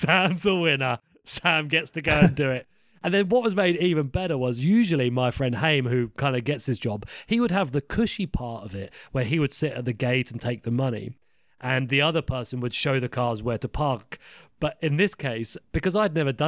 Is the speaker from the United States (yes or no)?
no; Epsom, South East England, United Kingdom; moved away; my hometown was Epsom in England